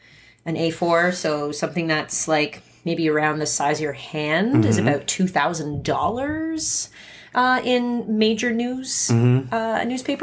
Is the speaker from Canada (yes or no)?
yes; Edmonton, Alberta, Canada; I don't know where the hotspots are here. I'm from Edmonton.